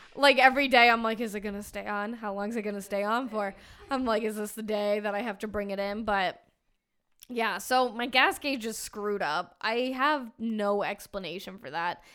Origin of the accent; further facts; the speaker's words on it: Arizona, United States; we're all, we're all from Arizona